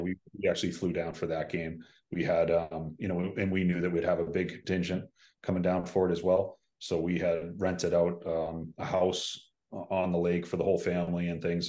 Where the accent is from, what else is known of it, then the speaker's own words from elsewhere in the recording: Boston, Massachusetts, United States; a Irish Catholic guy from, from Boston